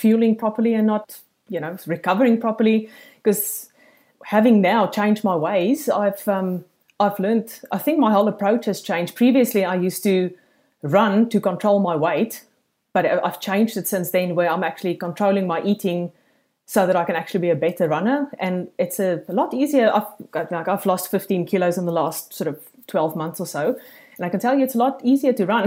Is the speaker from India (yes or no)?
no; South Africa; accent: South African; moved away as an adult; now in Gold Coast, Australia; I'm an expat from South Africa, as you can hear by this thick accent.